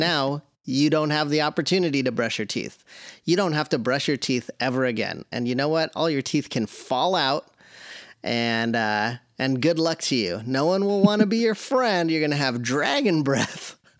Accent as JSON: {"language": "English", "area": "the Northwest", "region": "Pacific Northwest", "country": "United States", "tie": "born or raised there", "said": "I was born and raised in the Northwest."}